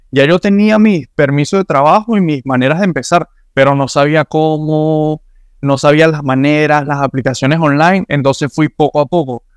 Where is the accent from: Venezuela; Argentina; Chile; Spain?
Venezuela; now in Miami, United States; mi pasaporte venezolano